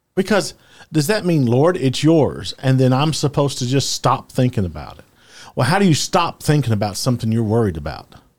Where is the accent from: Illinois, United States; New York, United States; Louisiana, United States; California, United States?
Louisiana, United States; I am from the South. My dad, you know, grew, I grew up in Louisiana